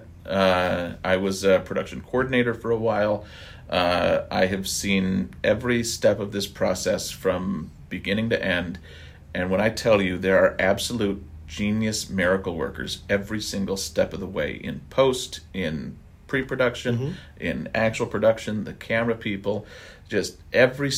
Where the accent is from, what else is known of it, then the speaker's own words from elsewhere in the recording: Wisconsin, United States; now in California, United States; I'm from Wisconsin